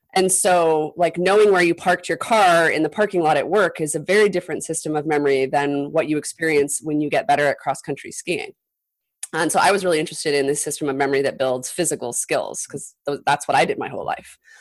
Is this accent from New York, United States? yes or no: no; Utah, United States; moved away as an adult; also born or lived in Illinois; growing up in Utah